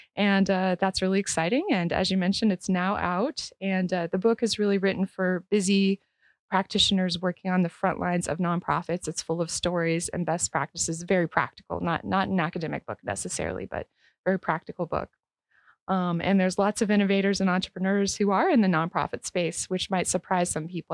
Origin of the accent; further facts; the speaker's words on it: Northeast Ohio, United States; moved away; originally, I'm from Northeast Ohio